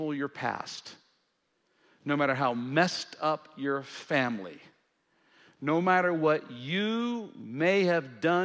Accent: Jackson, Mississippi, United States; now in Tennessee, United States; I grew up in Jackson, Mississippi, and so we had Mississippi history

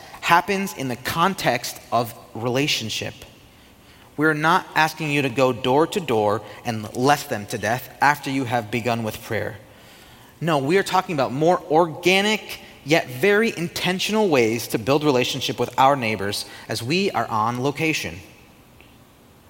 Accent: United States; as an American

